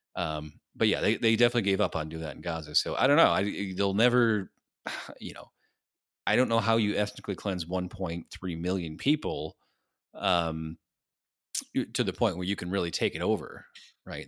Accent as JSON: {"language": "English", "town": "Lansing", "region": "Michigan", "country": "United States", "said": "I'm from fucking Lansing, Michigan"}